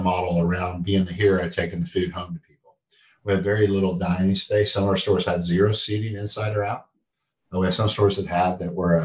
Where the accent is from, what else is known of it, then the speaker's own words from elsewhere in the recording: Texas, United States; now in North Carolina, United States; I grew up in Texas